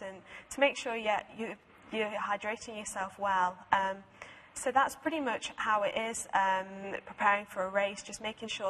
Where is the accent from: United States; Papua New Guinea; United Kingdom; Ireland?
United Kingdom; my home country, Great Britain